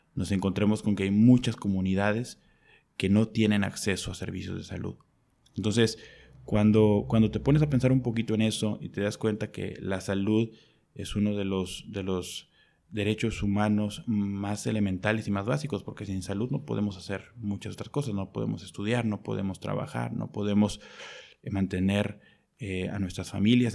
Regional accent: Mexico; also born or lived in Mexico City / United Kingdom; soy médico y soy de México

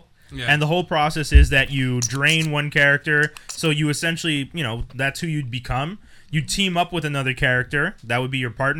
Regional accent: Canada; You know we're Canadian

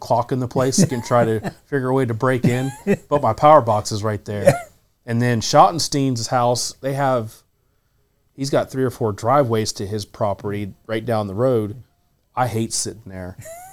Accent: Zanesville, Ohio, United States; We're from Zanesville, Ohio.

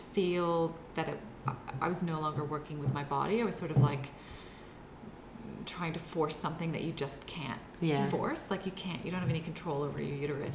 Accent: United States; moved away as an adult; now in Australia; I'm from the States, so I don't have family here either.

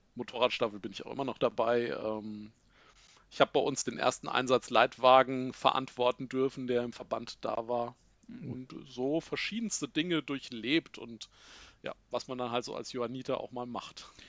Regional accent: Giessen, Hesse, Germany; now in Langgöns, Germany; ich komme tatsächlich hier aus Gießen. Da bin ich geboren, da habe ich auch lange gewohnt

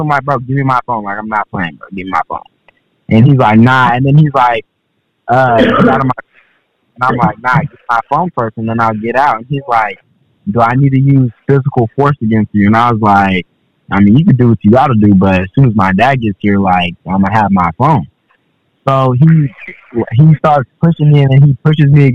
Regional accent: Seattle, Washington, United States; I'm from Seattle

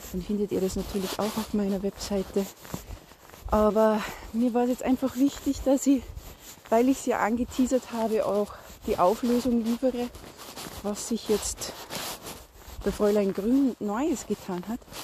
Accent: Salzburg, Austria; bei uns in Salzburg, dass du neben einem Mischwald wohnst

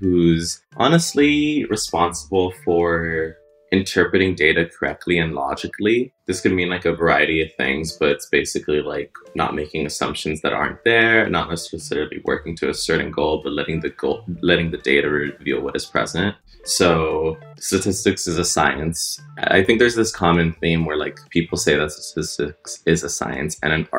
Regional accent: United States; growing up in America as Latino

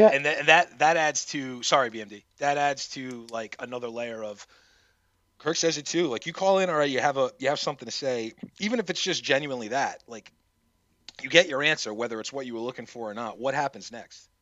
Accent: New England, United States; I'm from the New England area

